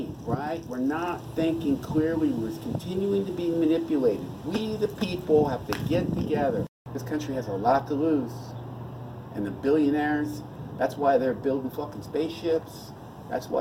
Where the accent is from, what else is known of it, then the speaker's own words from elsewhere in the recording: United States; I'm an American, not a Russian